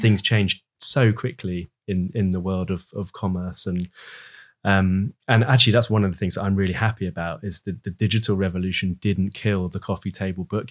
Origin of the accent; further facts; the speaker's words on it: United Kingdom; we're British